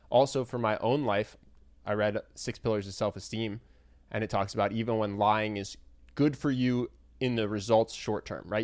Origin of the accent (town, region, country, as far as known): United States